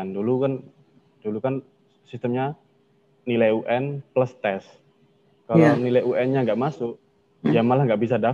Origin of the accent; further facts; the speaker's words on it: Tuban, East Java, Indonesia; Tuban saya asal Tuban.